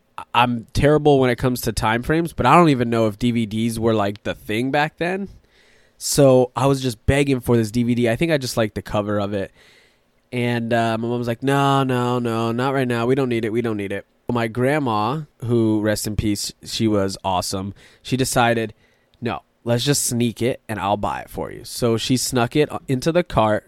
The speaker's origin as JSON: {"language": "English", "area": "Tampa Bay area", "region": "Florida", "country": "United States", "tie": "born or raised there", "said": "I was born and raised in the Tampa Bay area"}